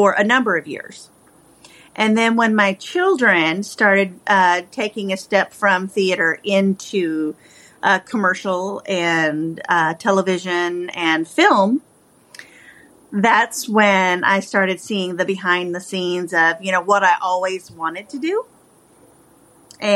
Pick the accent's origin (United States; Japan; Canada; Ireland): United States; Appalachia, Kentucky; moved away as an adult; also born or lived in Oregon; I'm from Appalachia. That's where I'm from, so that's why the story is based there. So it kind of comes from what I know. I'm from the mountains and deep in the mountains. But I left that and moved to the West Coast after I graduated high school